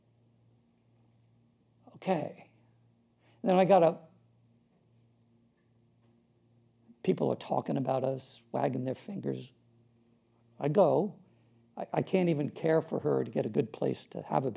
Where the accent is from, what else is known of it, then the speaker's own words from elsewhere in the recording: Long Island, New York, United States; so I'm from Long Island, New York, originally. Born up in the 60s, pretty rough time. Brought up Catholic